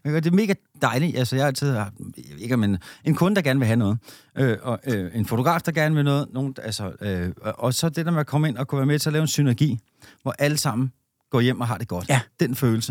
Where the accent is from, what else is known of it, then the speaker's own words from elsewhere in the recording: Denmark; som danskere